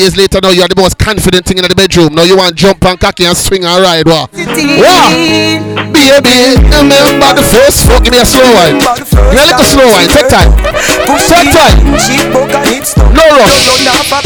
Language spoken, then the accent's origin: English; London, United Kingdom; I'm from London